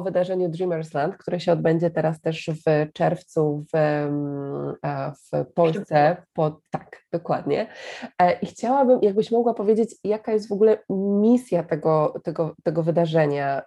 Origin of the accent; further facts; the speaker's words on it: Poland; ja mówię, że z Polski